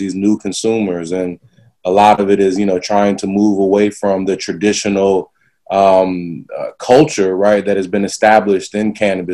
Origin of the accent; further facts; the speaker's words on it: the South, United States; moved away; growing up in the South